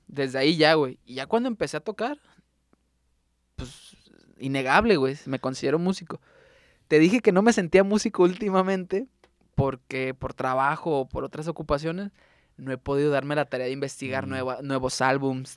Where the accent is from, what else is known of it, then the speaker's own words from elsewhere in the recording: Tuxpan, Nayarit, Mexico; now in Tepic, Mexico; yo crecí en Tuxpan